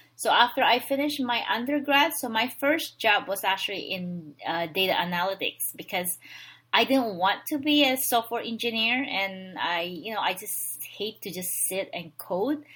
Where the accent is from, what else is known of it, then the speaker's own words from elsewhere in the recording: Philippines; moved away as an adult; now in United States; I was born and raised in the Philippines.